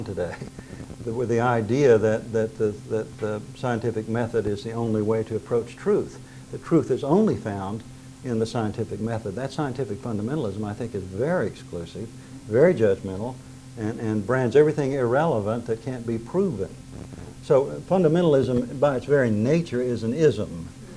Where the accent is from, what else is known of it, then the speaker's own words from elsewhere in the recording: Drumright, Oklahoma, United States; I grew up in Drumright, which is 30 miles from Tulsa. It's in northern Oklahoma